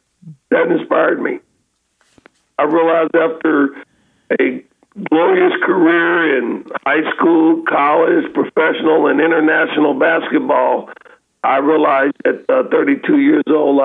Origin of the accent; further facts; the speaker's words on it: Kansas City, Kansas, United States; also born or lived in Arkansas; I was born and raised in Kansas City, Kansas